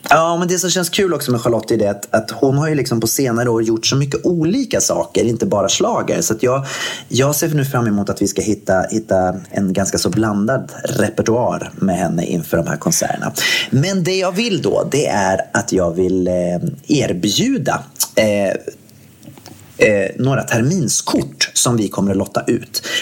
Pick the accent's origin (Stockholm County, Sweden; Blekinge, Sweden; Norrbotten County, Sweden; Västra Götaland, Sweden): Västra Götaland, Sweden; Gothenburg; jag är från Göteborg